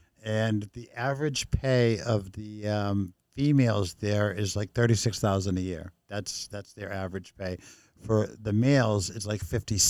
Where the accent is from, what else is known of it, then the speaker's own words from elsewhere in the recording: Brookline, Massachusetts, United States; also born or lived in Medford, Massachusetts / Rockport, Massachusetts; I grew up in Medford for my first 4 or 5 years, yep. And I grew up in Brookline high school years.